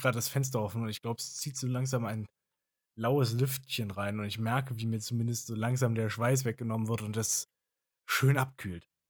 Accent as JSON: {"language": "German", "country": "Germany", "said": "bei uns in Deutschland"}